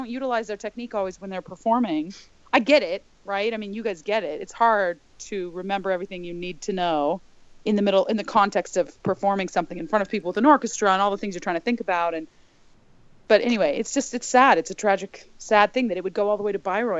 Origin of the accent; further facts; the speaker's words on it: United States; being an American